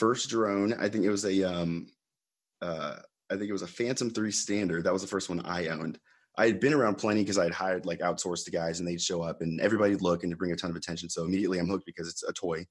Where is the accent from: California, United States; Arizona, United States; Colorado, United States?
Arizona, United States; Phoenix; also born or lived in Los Angeles; that's my hometown